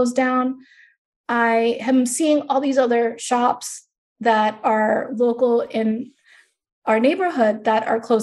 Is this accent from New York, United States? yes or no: yes; Long Island, New York, United States; also born or lived in Queens; I grew up in Long Island